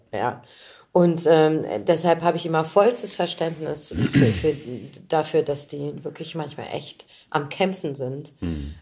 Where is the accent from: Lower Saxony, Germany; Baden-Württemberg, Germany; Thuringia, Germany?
Lower Saxony, Germany; Göttingen; now in Berlin, Germany; ich komme ja aus Göttingen, eine ja. Studentenstadt